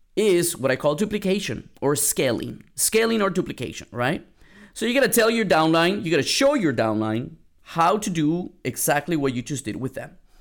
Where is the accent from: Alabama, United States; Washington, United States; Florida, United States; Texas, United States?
Texas, United States; San Antonio; moved away; I'm from San Antonio, San Antonio, Texas. I went back home for Mother's Day